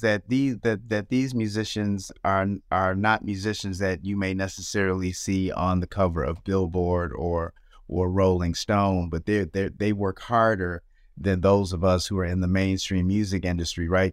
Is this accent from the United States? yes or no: yes; Nashville, Tennessee, United States; I was born in Nashville, Tennessee